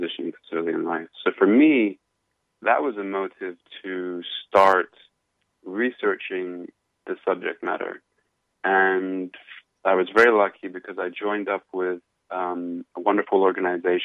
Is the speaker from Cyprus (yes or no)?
yes; Cyprus; moved away as an adult; now in New York City, United States; I'm originally from Cyprus, in Europe, and I served in the military there.